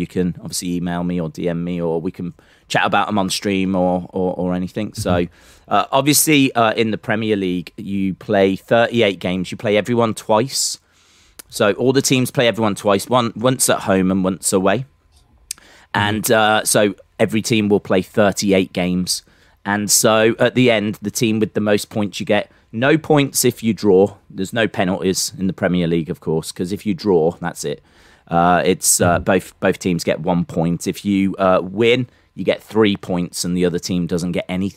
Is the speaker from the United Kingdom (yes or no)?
yes; England, United Kingdom; I'm English